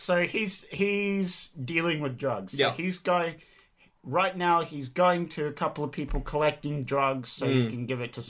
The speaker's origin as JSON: {"language": "English", "country": "Australia"}